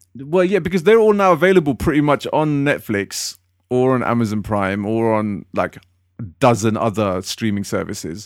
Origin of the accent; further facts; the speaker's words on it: London, United Kingdom; I come from West London